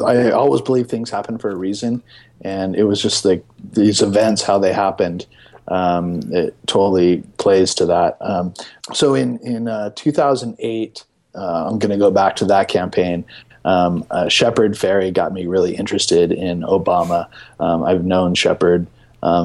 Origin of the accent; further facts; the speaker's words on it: San Diego, California, United States; I'm from San Diego, so there's a large Latino population there